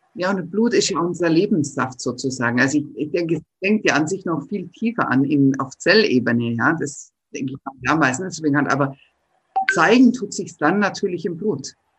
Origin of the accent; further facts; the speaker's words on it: Ottobeuren, Bavaria, Germany; das ist meine Heimat, denn ich bin aus Ottobeuren